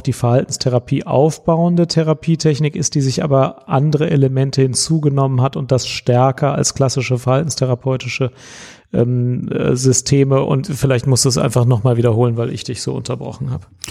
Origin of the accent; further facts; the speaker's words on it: Cologne, North Rhine-Westphalia, Germany; ich als Kölner